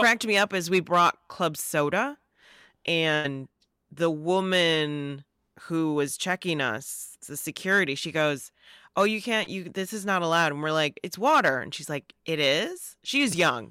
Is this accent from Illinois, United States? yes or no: yes; Joliet, Illinois, United States; moved away; I grew up, I'm from Joliet